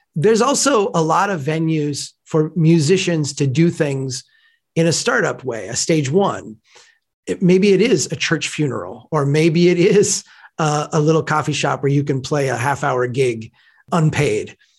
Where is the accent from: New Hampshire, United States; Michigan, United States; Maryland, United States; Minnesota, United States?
Minnesota, United States; Brainerd; here in my hometown of Brainerd, you know, small place